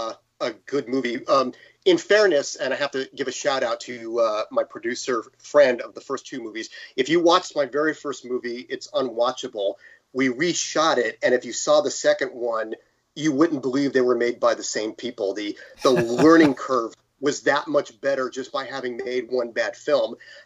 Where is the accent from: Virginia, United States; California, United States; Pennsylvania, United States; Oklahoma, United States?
California, United States; San Jose; also born or lived in New York; Well, I'm from New York, although I was raised in San Jose, California. In fact, until recently, the last 50 years, I'm 51, the last 50 years, my residence was in the city of San Jose the entire time.